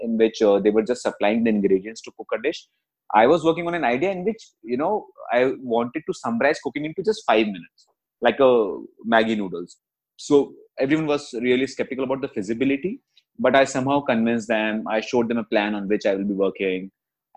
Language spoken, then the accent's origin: English; Jaipur, Rajasthan, India; moved away as an adult; also born or lived in Gurgaon; I was born and brought up in Jaipur, and for the past 22 years, I was staying in Jaipur